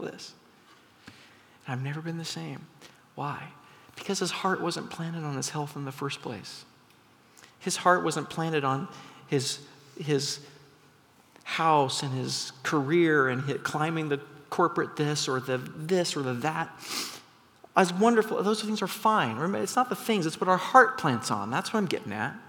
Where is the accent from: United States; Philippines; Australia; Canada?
United States; McMinnville, Oregon; moved away; I grew up in McMinnville, Oregon